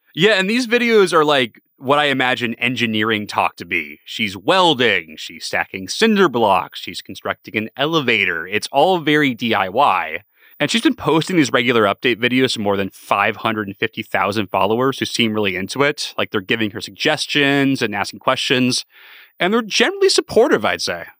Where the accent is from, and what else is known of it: San Diego, California, United States; born or raised there